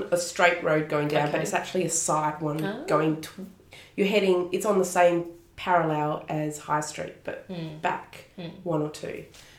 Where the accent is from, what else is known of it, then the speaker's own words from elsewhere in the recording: Fremantle, Western Australia, Australia; I grew up in East Fremantle